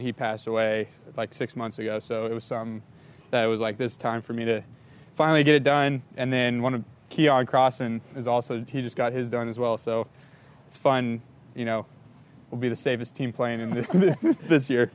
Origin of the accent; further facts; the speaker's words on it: San Diego, California, United States; now in Miami, United States; I'm from San Diego, so I'm used to nice weather, warm weather year round